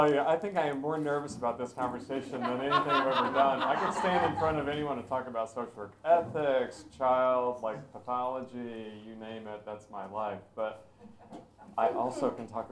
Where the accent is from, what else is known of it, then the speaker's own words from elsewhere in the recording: Knoxville, Tennessee, United States; moved away; I was raised in Tennessee